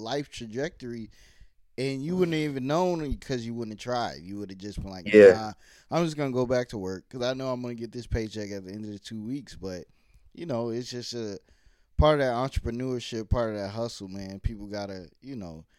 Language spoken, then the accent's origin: English; Virginia, United States; also born or lived in New York / New Jersey; I was born in New York, but we moved when I was like 6 to Virginia